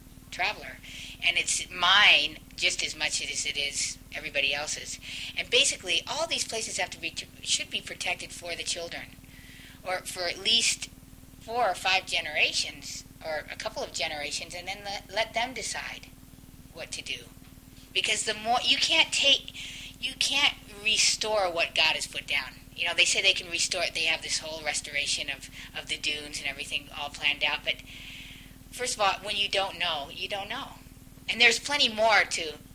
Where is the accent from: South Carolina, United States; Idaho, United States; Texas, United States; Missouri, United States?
Idaho, United States; I was brought up in Idaho